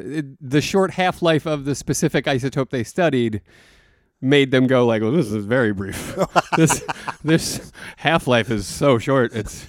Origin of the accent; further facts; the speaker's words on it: Philadelphia, Pennsylvania, United States; accent: Philly; my Philly accent